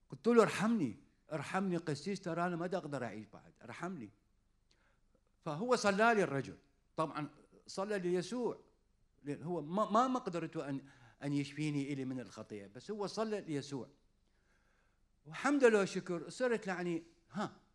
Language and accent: Arabic; Iraq; accent: Iraqi; وصرت عصبي وقمت احكي انا باللهجه العراقيه